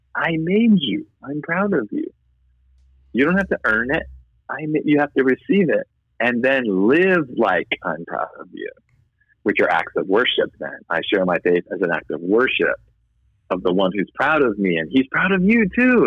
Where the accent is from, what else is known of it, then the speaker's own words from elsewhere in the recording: Boston, Massachusetts, United States; I'm white Irish Catholic from Boston